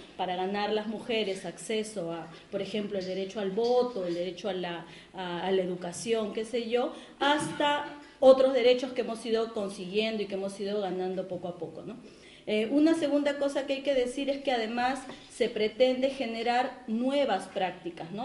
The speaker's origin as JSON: {"language": "Spanish", "country": "Peru", "said": "en mi país, en el caso del Perú"}